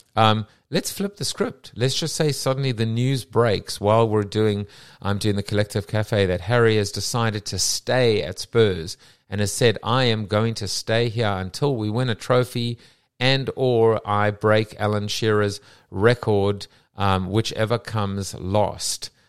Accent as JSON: {"language": "English", "region": "England", "country": "United Kingdom", "said": "as an Englishman with a, with an English wife, an English kids living in England"}